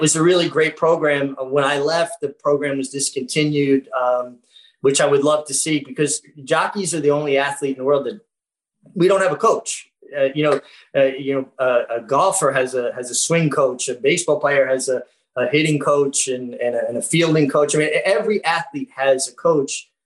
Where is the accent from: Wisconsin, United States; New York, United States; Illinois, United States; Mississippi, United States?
New York, United States; New York City; I'm a kid from Brooklyn